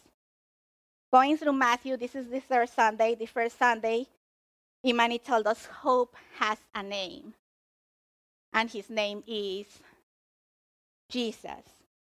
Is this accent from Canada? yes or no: no; Mexico; now in United States; originally I was born in Mexico.